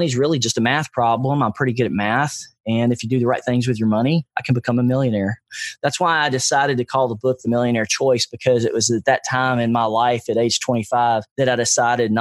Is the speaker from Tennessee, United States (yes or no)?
yes; Nashville, Tennessee, United States; I grew up in East Nashville, which was not a really well-respected neighborhood.